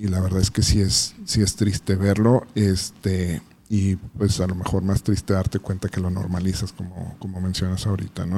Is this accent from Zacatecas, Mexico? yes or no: no; Ciudad Juárez, Chihuahua, Mexico; naces con, con él desafortunadamente en esta ciudad no y que te marca aunque a veces lo normalicemos y lo vemos como, como parte del currículum de ser juarense